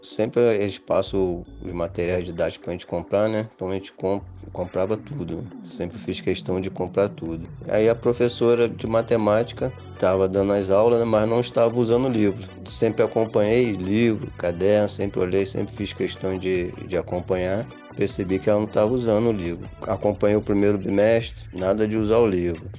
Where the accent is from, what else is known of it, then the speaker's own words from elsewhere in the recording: Rio de Janeiro, Brazil; now in Serra, Brazil; sou natural do Rio de Janeiro, mas atualmente moro no Espírito Santo, no município da Serra.